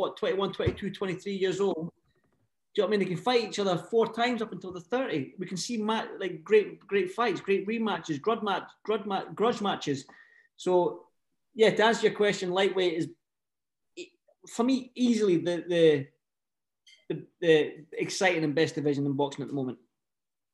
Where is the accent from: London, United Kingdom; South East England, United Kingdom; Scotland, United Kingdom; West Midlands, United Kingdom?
Scotland, United Kingdom; being that I'm Scottish